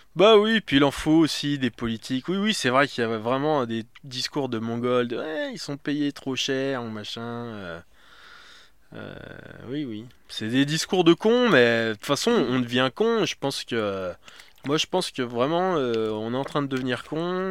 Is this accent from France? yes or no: yes; France; now in Paris, France; je suis français, j'ai grandi en province